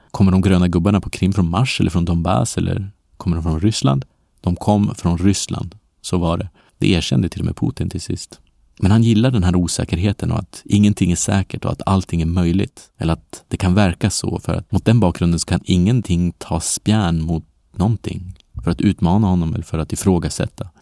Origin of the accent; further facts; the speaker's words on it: Sweden; moved away; för mig som glad svensk